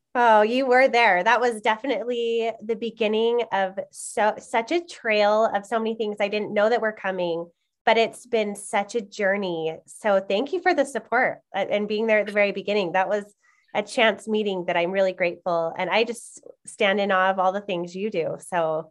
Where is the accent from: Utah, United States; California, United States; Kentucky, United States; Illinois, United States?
Utah, United States; I've been born and raised in Utah.